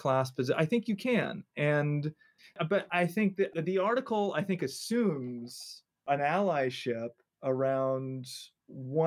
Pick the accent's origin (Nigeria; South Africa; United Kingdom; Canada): Canada; Vancouver, British Columbia; also born or lived in New York City, United States; now in Grinnell, United States; I grew up in Vancouver